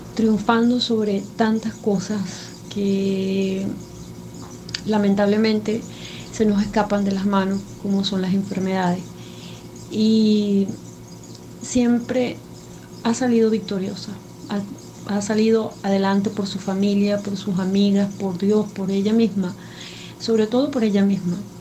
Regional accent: Venezuela; soy de Venezuela.

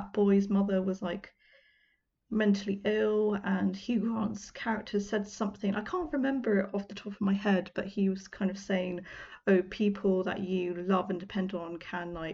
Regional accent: United Kingdom; I know it's really cringy as a Brit for me to say y'all

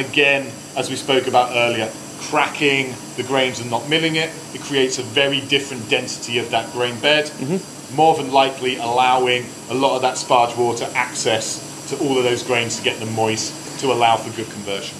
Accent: London, United Kingdom; I'm not Polish, I'm a Londoner

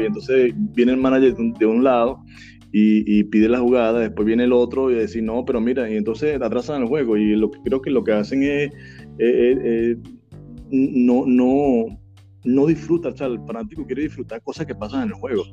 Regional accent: Suapire, Miranda, Venezuela; also born or lived in Santa Teresa del Tuy; Suapire es mi pueblito donde yo me crié, el cual, el cual vive mi padre y bueno, yo, pero yo nací en Santa Teresa del Tuyo

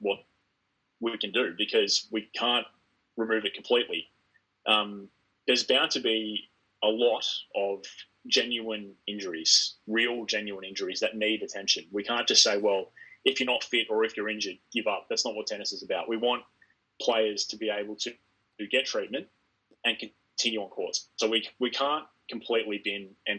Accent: Australia; We're Australian

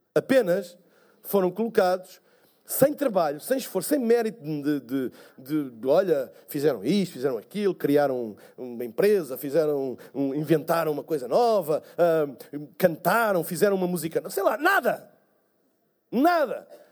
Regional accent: Portugal; eu sou de Portugal

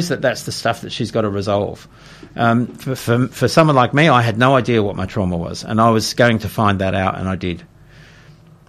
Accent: Elizabeth Vale, Adelaide Hills, South Australia, Australia; as a young boy growing up in Elizabeth Vale and then moving to the Adelaide Hills when I was 12.

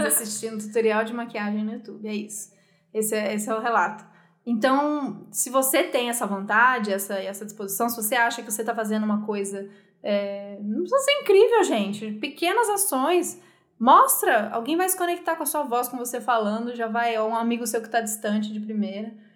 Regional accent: Brazil; A gente é brasileiro

